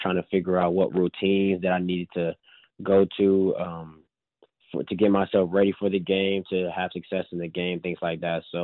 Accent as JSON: {"language": "English", "town": "Atlanta", "region": "Georgia", "country": "United States", "said": "I'm from Atlanta"}